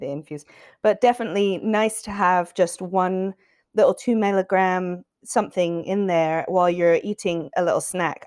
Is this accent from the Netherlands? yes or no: no; England, United Kingdom; now in United States; an English person